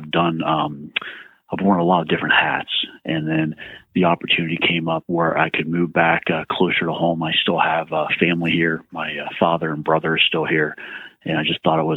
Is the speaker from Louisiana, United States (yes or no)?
no; Oakland, Maryland, United States; moved away as an adult; also born or lived in Baltimore, Maryland; I graduated from Southern Garrett High School right here in Oakland, born and raised in Garrett County